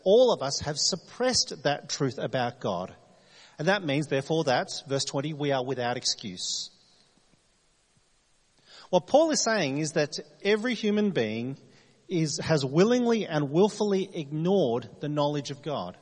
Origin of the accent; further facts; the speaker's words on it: New South Wales, Australia; now in Adelaide, Australia; I'm from New South Wales